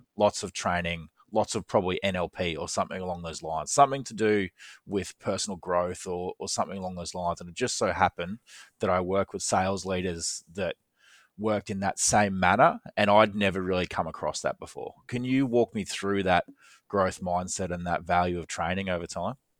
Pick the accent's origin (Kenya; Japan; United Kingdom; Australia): Australia; moved away; I'm from Australia